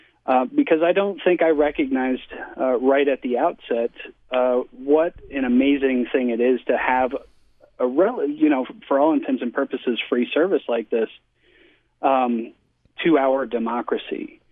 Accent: Denver, Colorado, United States; now in Utah, United States; I'm from Denver, Colorado

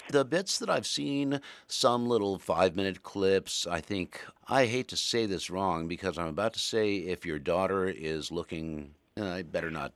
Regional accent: Murray, Kentucky, United States; moved away; I was raised in Western Kentucky

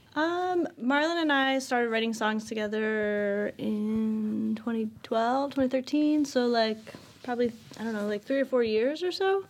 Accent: Chicago, Illinois, United States; we're from Chicago

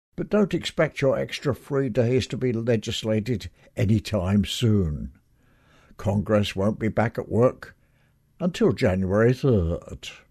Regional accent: England, United Kingdom; moved away; when I was growing up in England

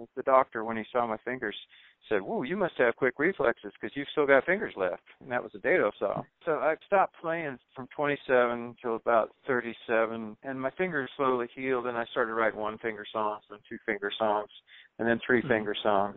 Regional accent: the South, United States; moved away as an adult; also born or lived in New York City; I was running away from the South

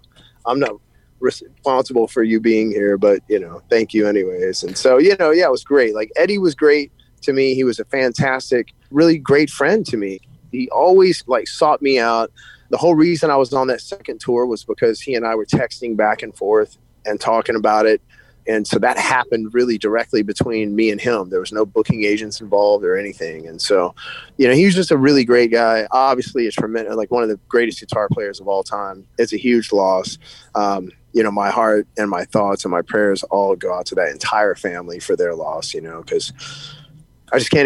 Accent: Shreveport, Louisiana, United States; my hometown in Shreveport

